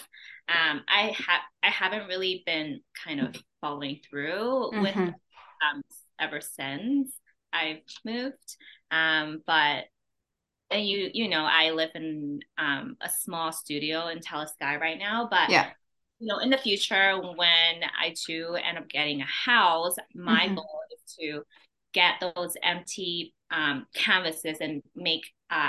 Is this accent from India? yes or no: no; Vancouver, British Columbia, Canada; moved away as an adult; also born or lived in China / Edmonton, Alberta; now in Calgary, Canada; even though I'm from Vancouver, I've spent most of my adult life in Alberta